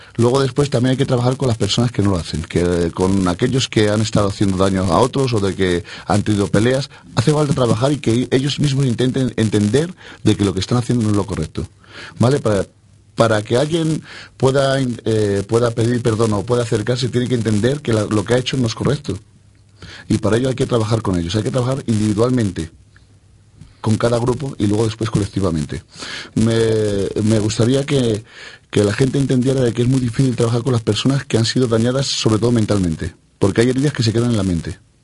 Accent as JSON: {"language": "Spanish", "country": "Spain", "said": "yo soy español. Y no solamente soy español porque yo haya nacido"}